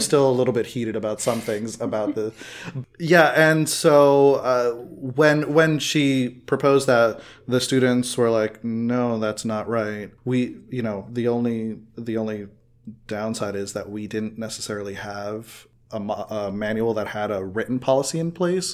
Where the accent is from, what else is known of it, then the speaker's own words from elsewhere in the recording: Miami, Florida, United States; growing up in Miami, Miami is a hotbed of culture